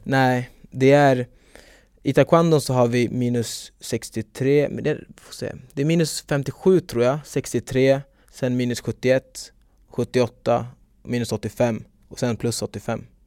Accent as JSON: {"language": "Swedish", "town": "Stockholm", "region": "Stockholm County", "country": "Sweden", "said": "jag är från Stockholm"}